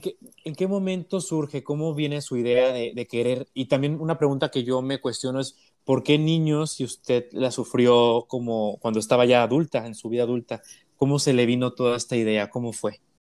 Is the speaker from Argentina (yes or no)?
no; Mexico; como mexicanos